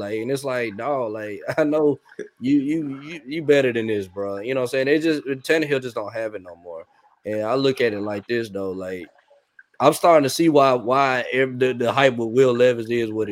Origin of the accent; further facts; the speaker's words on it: Nashville, Tennessee, United States; I'm from Nashville, you know, so I live in Nashville.